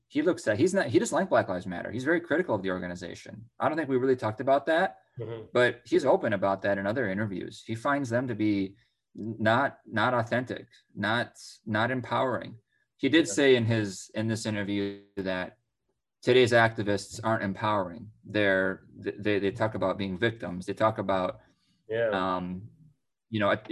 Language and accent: English; Minnesota, United States; my home state of Minnesota